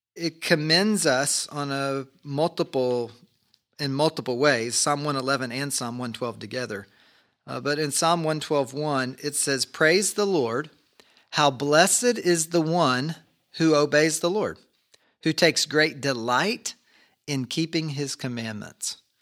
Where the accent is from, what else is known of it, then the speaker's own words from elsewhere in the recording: Kentucky, United States; we grew up in Kentucky and our family often would make homemade ice cream